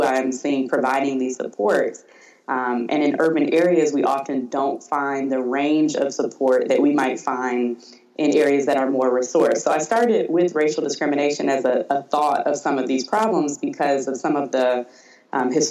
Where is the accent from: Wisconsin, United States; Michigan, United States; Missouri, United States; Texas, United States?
Michigan, United States; Detroit; growing up in Detroit